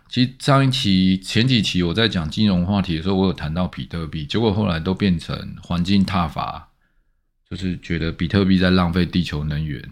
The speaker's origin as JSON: {"language": "Chinese", "country": "Taiwan", "said": "其实我们台湾人的眼界受限啊"}